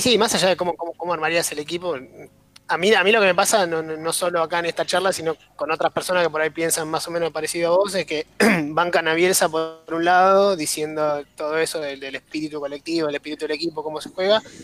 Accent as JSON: {"language": "Spanish", "country": "Argentina", "said": "yo, como argentino, como hincha del fútbol"}